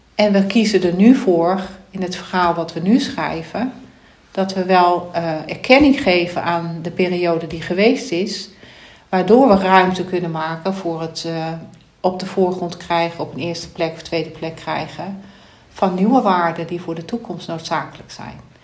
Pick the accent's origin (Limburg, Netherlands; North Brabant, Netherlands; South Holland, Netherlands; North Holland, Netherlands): Limburg, Netherlands; ik ben geboren in Limburg, daar heeft mijn wieg gestaan